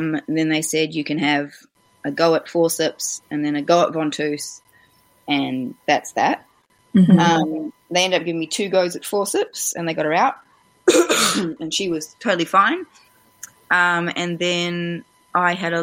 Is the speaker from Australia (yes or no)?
yes; Australia; moved away as an adult; now in Wellington, New Zealand; I'm originally from Australia, and my husband is a Kiwi, but I've been here for coming up probably 12 years now.